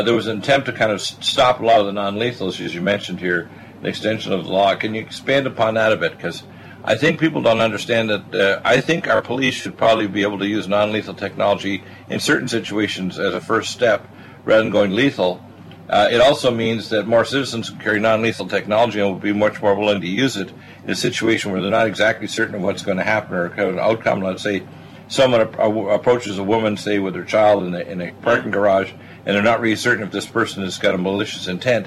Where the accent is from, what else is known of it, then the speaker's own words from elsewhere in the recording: Canada; moved away; also born or lived in Detroit, Michigan, United States / British Columbia / Nova Scotia; the first half of my life I was raised in Canada